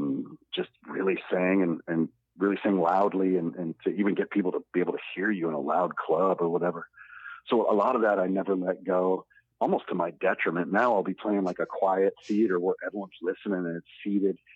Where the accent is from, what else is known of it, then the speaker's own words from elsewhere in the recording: Iowa, United States; when I kind of moved to Iowa City, it was 1998